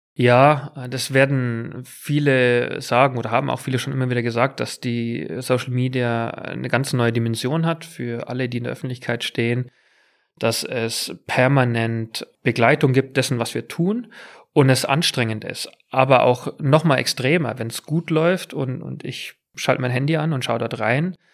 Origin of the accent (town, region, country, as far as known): near Munich, Bavaria, Germany; born or raised there; accent: Bavarian; moved away as an adult; also born or lived in England